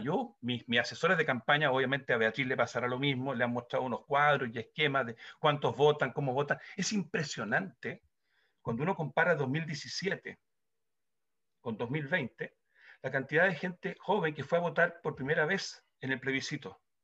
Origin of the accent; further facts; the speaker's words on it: Chile; Nosotros como chilenos